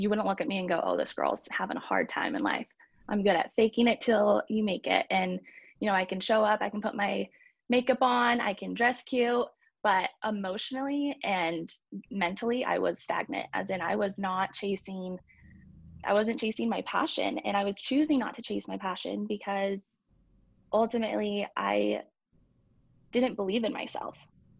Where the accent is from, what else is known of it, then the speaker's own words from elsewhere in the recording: Nampa, Idaho, United States; also born or lived in Alabama / Kentucky / California / Utah; I played competitively here local in Boise, and I grew up in Nampa. So that is mostly where I lived and went to school. And then my dad is in the military. So I did live in Alabama, Kentucky, California, Utah, kind of all over the place.